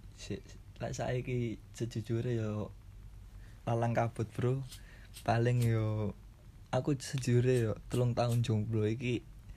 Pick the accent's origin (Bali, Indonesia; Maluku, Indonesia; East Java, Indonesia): East Java, Indonesia; Surabaya; aku asli Surabaya